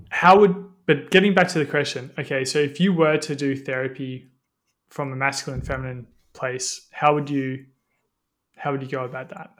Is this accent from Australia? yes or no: yes; Australia; growing up in Australia